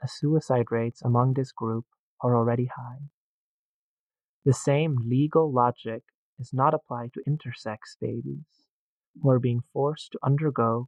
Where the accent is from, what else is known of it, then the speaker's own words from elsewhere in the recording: northern Netherlands, Netherlands; my hometown of 1,705 people in the north of the Netherlands.